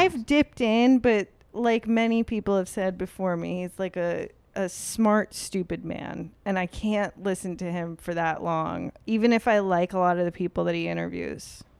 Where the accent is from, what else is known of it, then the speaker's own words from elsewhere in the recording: New York, United States; I grew up in New York.